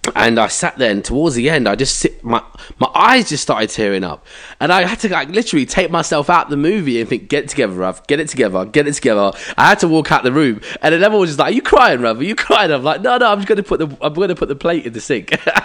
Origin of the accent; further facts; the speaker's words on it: India; maybe because I'm Indian, I could relate to it.